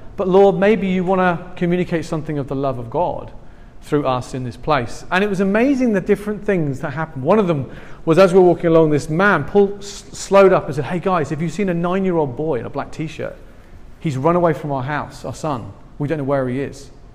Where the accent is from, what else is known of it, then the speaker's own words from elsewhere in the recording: England, United Kingdom; I'm from England